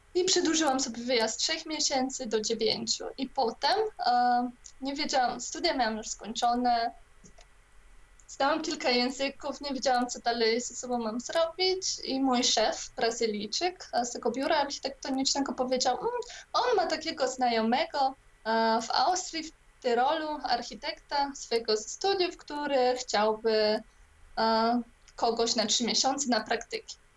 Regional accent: Poland; wyrosłam też częściowo w e, komunistycznej Polsce

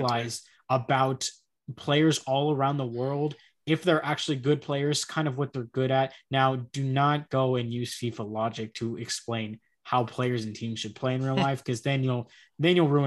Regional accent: Texas, United States; accent: American; I'm an American, obviously, if you can tell by the accent

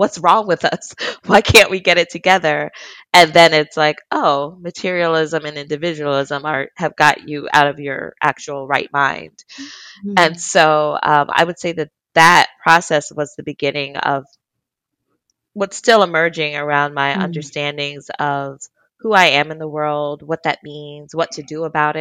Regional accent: New Jersey, United States; I grew up in South Jersey, a little bit in suburbia

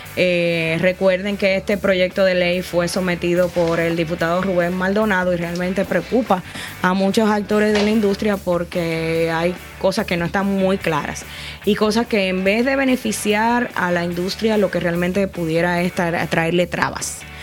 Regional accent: Dominican Republic; aparecíamos como República Dominicana

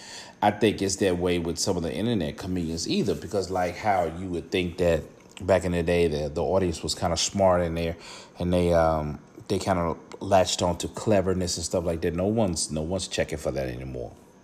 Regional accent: Vicksburg, Mississippi, United States; now in Atlanta, United States; I'm from Vicksburg, Mississippi, originally. Now I'm living in the ATL

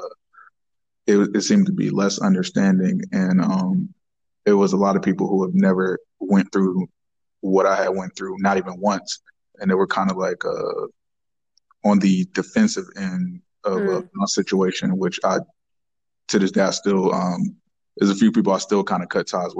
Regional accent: Warren, Ohio, United States; I'm from Warren, Ohio, and I'm a professional barber shop owner

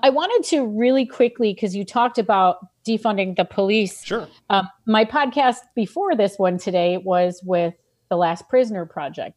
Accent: New York, United States; I am a New Yorker

